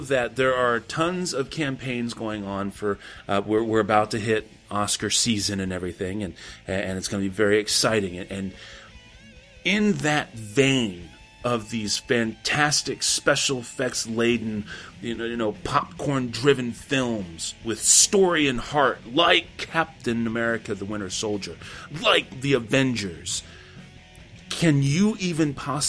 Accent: Texas, United States; I'm from Texas

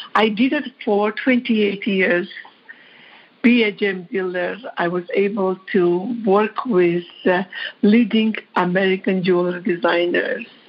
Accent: Georgia; English is a second language; moved away as an adult; also born or lived in New York; now in United States; I am from Georgia

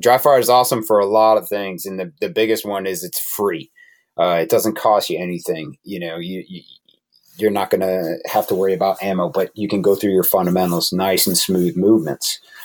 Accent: Connecticut, United States; moved away; I'm originally from Connecticut

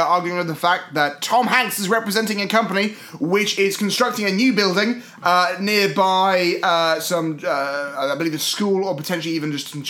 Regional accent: United Kingdom; as a British person, I'm almost 100% sure I can say our two established notions of Philadelphia

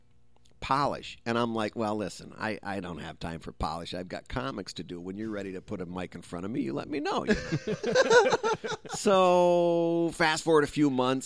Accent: Midwest, United States; I'm from the Midwest

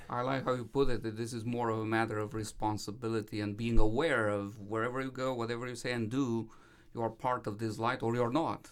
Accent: Romania; moved away as an adult; now in United States; I was growing up in Romania as a minority Seventh-day Adventist, um, child

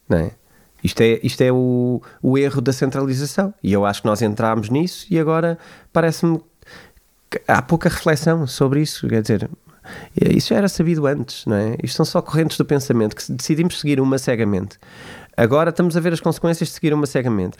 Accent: Portugal; eu como português

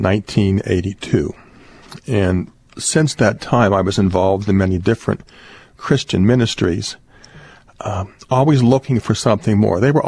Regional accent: Cincinnati, Ohio, United States; also born or lived in Dayton; the parish I grew up in Cincinnati, at St. Teresa's Parish in Price Hill, Cincinnati

